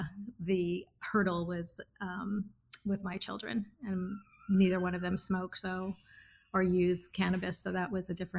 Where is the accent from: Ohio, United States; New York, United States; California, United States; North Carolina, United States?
California, United States; accent: Valley girl; Born and raised California.